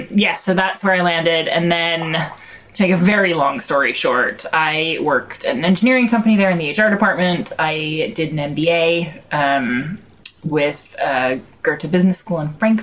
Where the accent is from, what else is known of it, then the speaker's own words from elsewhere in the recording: Eugene, Oregon, United States; accent: American; moved away as an adult; also born or lived in Germany; now in Bath, United Kingdom; I'm from Eugene, Oregon, originally. And I moved to Europe 17 years ago. I started in Germany, where I was an au pair for my cousin and his kids, twins.